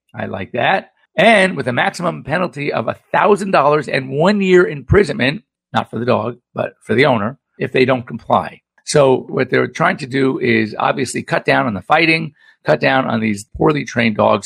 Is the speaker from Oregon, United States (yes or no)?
no; Los Angeles, California, United States; growing up in Los Angeles